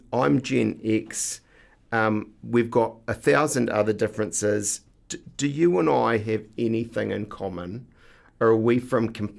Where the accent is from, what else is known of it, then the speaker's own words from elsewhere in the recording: New Zealand; We're Kiwis.